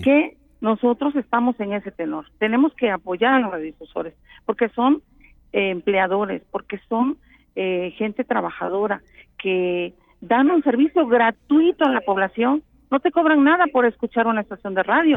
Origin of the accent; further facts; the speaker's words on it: Mexico; como somos los mexicanos